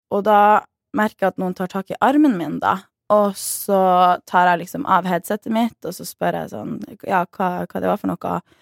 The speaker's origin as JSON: {"language": "Norwegian", "town": "Tromsø", "region": "Troms", "country": "Norway", "also_born_or_lived": "Oslo", "said": "jeg føler meg litt mer annerledes når jeg er i Oslo enn når jeg er hjemme i Tromsø"}